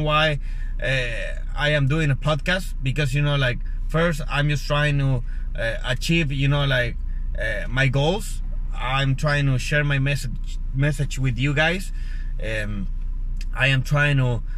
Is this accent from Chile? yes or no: yes; Chile; English is a second language; moved away as an adult; now in United States; I am originally from Chile. I went to the United States 5 years ago